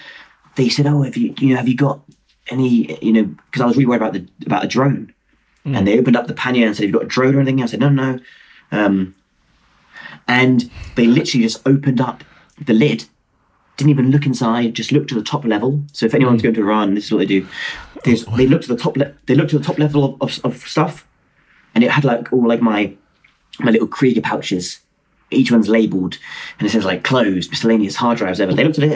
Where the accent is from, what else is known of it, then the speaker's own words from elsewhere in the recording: Belfast, Northern Ireland, United Kingdom; also born or lived in Dublin; I was born in Dublin, Southern Ireland, but I moved to Belfast when I was a child. Yes. And I tell people I'm from Belfast, but really I'm from Dublin.